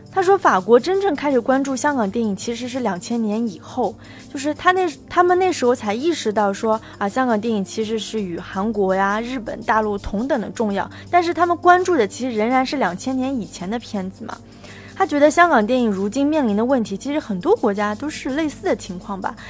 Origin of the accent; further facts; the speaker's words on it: China; 我们内地人